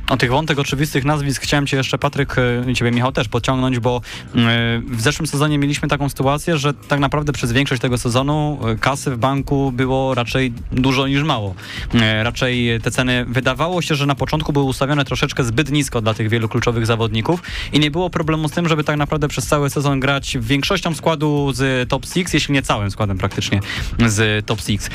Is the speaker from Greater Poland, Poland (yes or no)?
yes; Poznań, Greater Poland, Poland; tutaj lokalnie my jesteśmy z Poznania